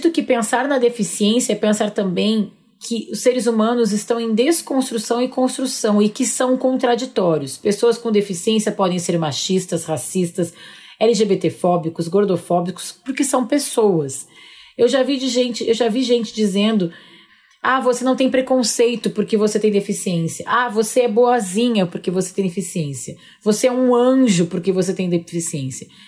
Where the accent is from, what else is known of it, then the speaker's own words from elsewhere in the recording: Ribeirão Preto, São Paulo, Brazil; eu sou de Ribeirão Preto e faço parte de um coletivo que se chama Coletivo Juntas